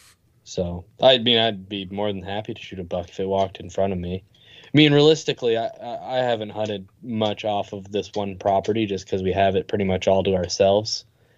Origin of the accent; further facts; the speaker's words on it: Northeast, United States; I guess we are from the Northeast.